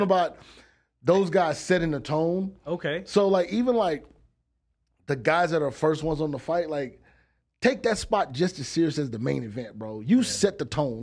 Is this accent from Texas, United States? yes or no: yes; Texas, United States; I'm from Texas